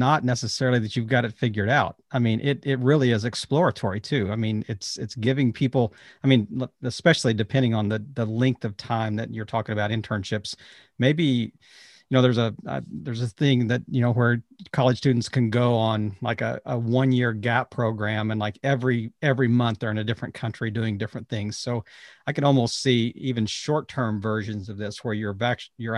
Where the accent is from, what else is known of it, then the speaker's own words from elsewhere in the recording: United States; as Americans, because, you know, we are English speaking